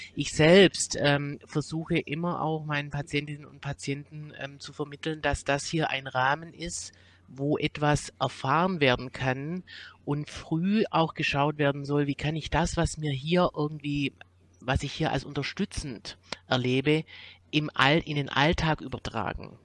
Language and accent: German; Swabia, Germany; now in Cologne, Germany; komme nicht aus Köln, ich komme aus dem Schwäbischen, aber bin seit einigen Jahren in Köln